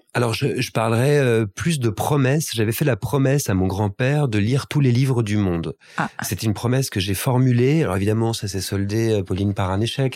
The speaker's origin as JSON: {"language": "French", "town": "La Celle-Saint-Cloud", "region": "Île-de-France", "country": "France", "tie": "born or raised there", "also_born_or_lived": "Paris / Wimbledon, London", "said": "je suis né à Paris, mais j'ai grandi en banlieue parisienne, en banlieue ouest, dans une famille extrêmement bourgeoise, à la Selle Saint-Cloud"}